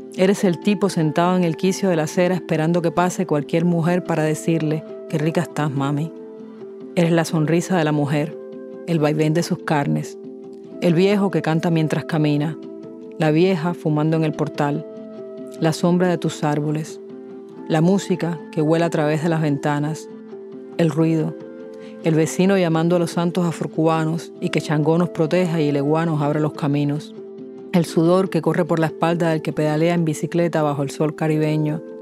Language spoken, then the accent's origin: Spanish; Havana, Cuba; La Habana para mí es además otra cosa. Es la ciudad donde yo nací, donde he vivido la mayor parte de mi existencia